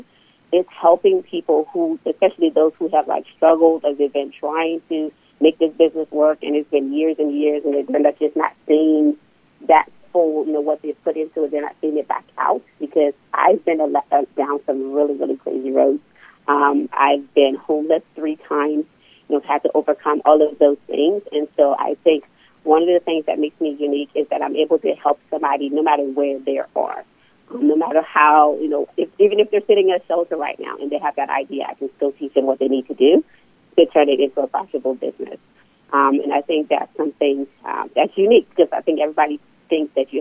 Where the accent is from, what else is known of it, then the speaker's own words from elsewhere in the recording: Liberia; now in Norfolk, United States; I'm originally from West Africa, Liberia